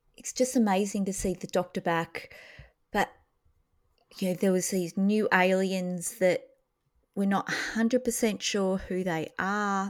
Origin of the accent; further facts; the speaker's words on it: Australia; as an Australian